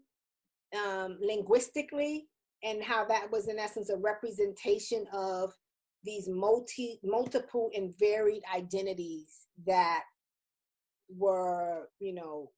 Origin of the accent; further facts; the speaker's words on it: New York City, New York, United States; I'm from the Bronx, New York